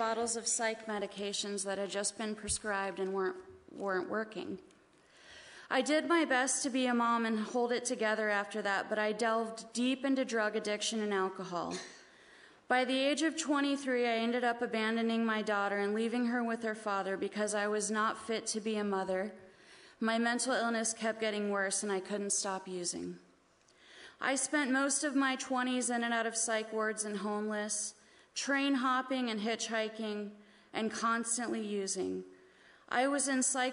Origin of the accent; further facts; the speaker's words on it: Baltimore, Maryland, United States; I was born in Baltimore